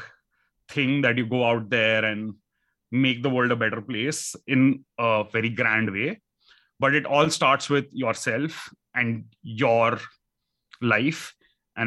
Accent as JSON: {"language": "English", "country": "India", "tie": "born or raised there", "said": "growing up in India, that you are living in a concrete house"}